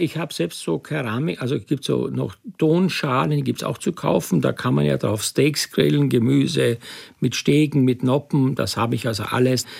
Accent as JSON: {"language": "German", "region": "Styria", "country": "Austria", "tie": "born or raised there", "said": "ich bin in der Steiermark groß geworden."}